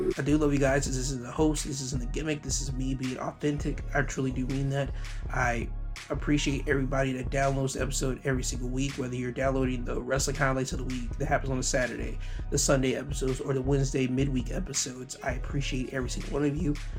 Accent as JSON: {"language": "English", "region": "the Carolinas", "country": "United States", "tie": "born or raised there", "said": "the Carolinas, my home state"}